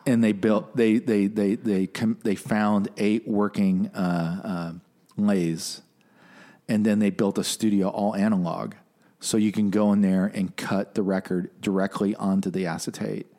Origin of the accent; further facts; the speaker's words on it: Detroit, Michigan, United States; growing up in Motor City